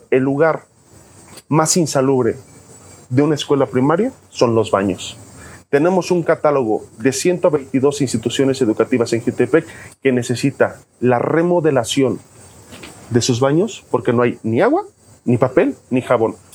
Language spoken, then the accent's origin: Spanish; Jiutepec, Morelos, Mexico; nací en Jutepec, soy de Jutepec